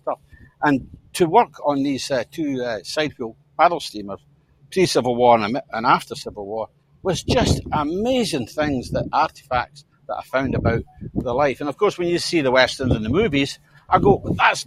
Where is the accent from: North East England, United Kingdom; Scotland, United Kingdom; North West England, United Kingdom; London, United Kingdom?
Scotland, United Kingdom; St Andrews; my hometown, St. Andrews, the old grey tune